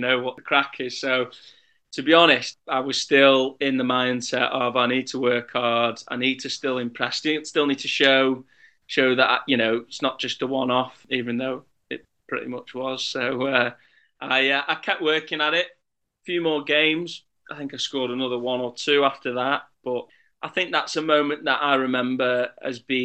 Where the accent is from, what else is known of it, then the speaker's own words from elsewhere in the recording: Congleton, North West England, United Kingdom; I've lived here all my life, apart from being away for a little bit